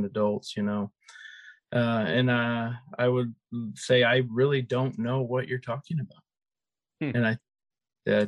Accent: Chandler, Arizona, United States; I grew up in Chandler

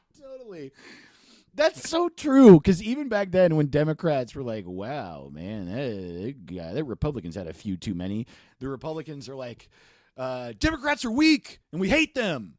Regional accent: New York, United States; I'm from New York

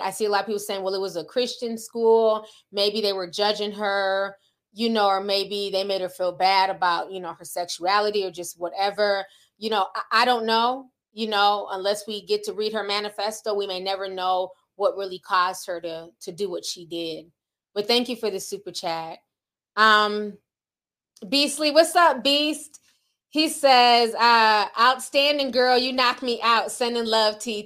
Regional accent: Midwest, United States; I grew up in the Midwest, so, you know, we're near Tornado Alley

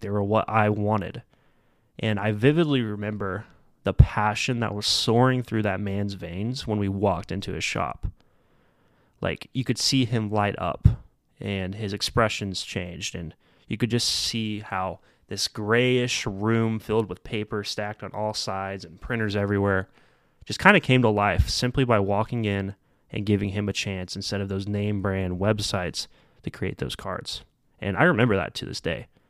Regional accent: Midwest, United States; also born or lived in Derby, Kansas; I'm coming from the Midwest

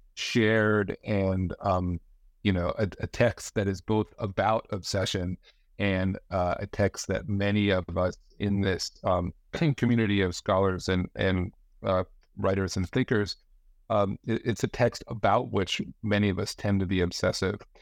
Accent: New Jersey, United States; now in Branford, United States; I grew up in the Northeast, uh, in New Jersey

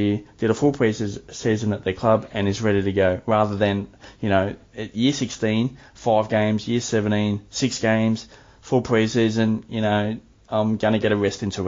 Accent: Melbourne, Victoria, Australia; I'm from Melbourne, I live in Melbourne, you know, been heavily impacted with lockdowns

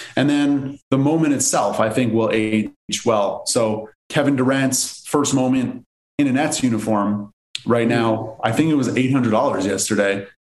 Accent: Montreal, Quebec, Canada; now in Los Angeles, United States; I'm originally from Canada, from Montreal. I live in LA now

